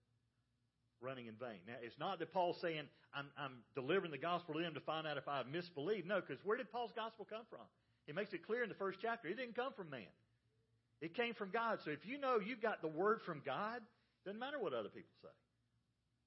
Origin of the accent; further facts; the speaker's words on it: the South, United States; I grew up in the South